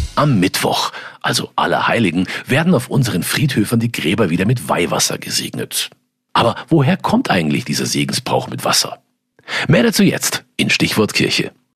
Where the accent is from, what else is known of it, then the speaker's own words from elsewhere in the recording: Germany; hier bei uns in Deutschland